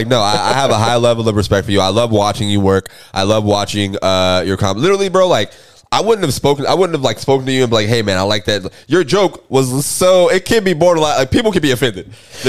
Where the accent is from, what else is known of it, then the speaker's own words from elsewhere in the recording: Jacksonville, Florida, United States; I grew up in Jacksonville.